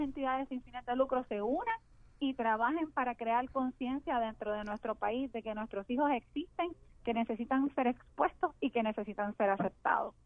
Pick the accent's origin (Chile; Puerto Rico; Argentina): Puerto Rico; como puertorriqueños que somos